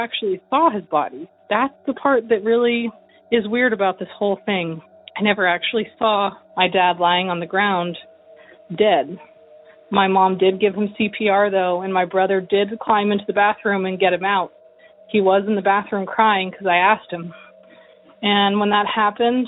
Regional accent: California, United States; I'm from California.

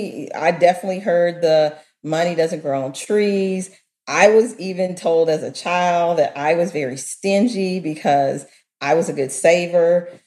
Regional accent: Mississippi, United States; I grew up in Mississippi.

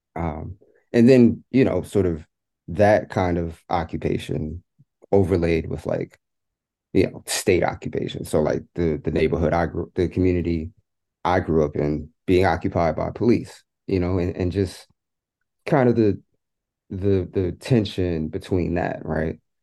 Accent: New York City, New York, United States; my experience growing up in New York, um, growing up in public housing

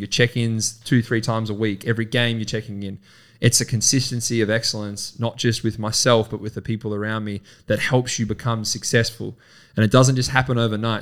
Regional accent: Horsham, Victoria, Australia; we're from Horsham, we've grown up together

